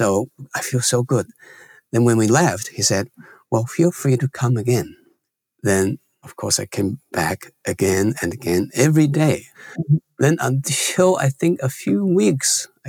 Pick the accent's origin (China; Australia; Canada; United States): China; born or raised there; moved away